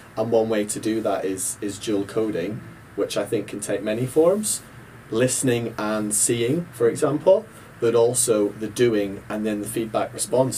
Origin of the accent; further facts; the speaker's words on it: Ballymena, Northern Ireland, United Kingdom; I grew up in Ballymena, Northern Ireland